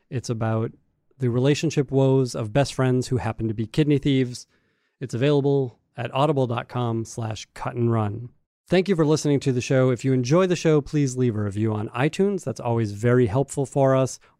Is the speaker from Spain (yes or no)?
no; Canada; Wait, I'm I Canadian.